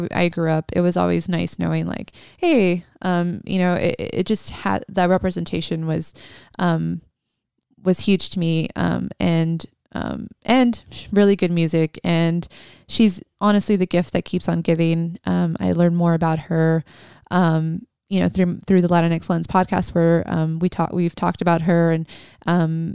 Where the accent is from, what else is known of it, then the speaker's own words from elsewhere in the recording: Mercedes, Texas, United States; I grew up in the Rio Grande Valley in a small town called Mercedes, Texas.